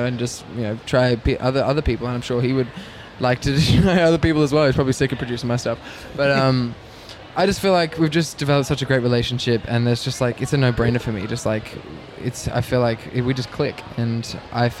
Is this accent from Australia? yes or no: yes; Sydney, New South Wales, Australia; born or raised there